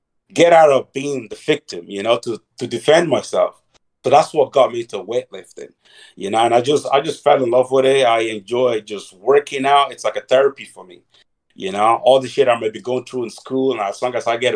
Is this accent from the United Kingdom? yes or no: no; Dublin, Leinster, Ireland; also born or lived in Nigeria; I was born in Nigeria. I grew up in Dublin, Ireland. At the age of 9, my mother find somebody to smuggle myself and my big brother to Dublin